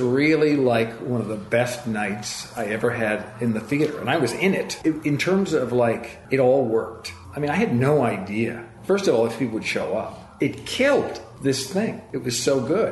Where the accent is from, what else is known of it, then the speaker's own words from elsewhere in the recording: Scituate, Massachusetts, United States; moved away; also born or lived in New York / Boston; my hometown in Scituate